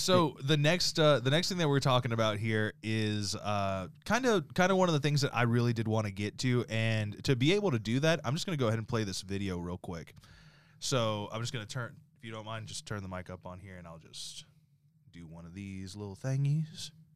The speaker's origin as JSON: {"language": "English", "region": "the South", "country": "United States", "tie": "born or raised there", "said": "growing up in the South"}